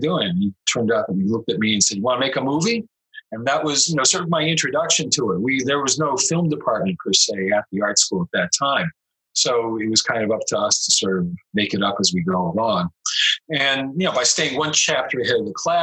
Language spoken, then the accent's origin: English; Andover, Massachusetts, United States; I grew up in Andover, Massachusetts